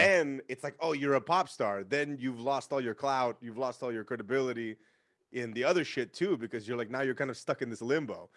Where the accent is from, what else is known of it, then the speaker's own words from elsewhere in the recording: San Francisco, California, United States; Because I'm from San Francisco. I grew up in San Francisco